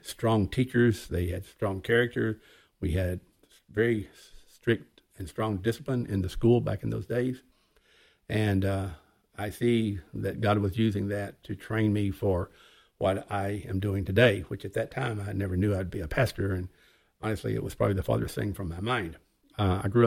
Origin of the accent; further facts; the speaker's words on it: Arkansas, United States; I grew up in Arkansas.